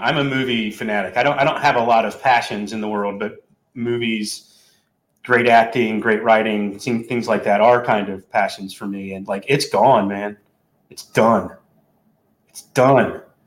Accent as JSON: {"language": "English", "region": "North Carolina", "country": "United States", "said": "I'm you know I'm from there, but I but I don't sound like that normally"}